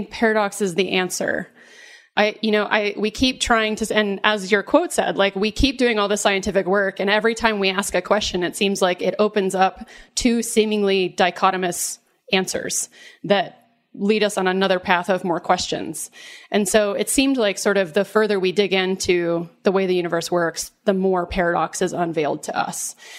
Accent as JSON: {"language": "English", "region": "the South", "country": "United States", "tie": "born or raised there", "said": "And I remember growing up in the South and hearing, you know, stories about Jesus"}